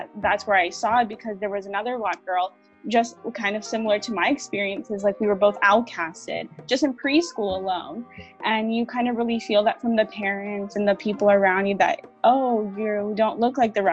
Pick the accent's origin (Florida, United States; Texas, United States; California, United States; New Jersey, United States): California, United States; West Hollywood; also born or lived in Corona; Yeah, so I grew up in I grew up in West Hollywood, but I also moved around a lot as well. I grew up in Corona and uh, other diff- different areas.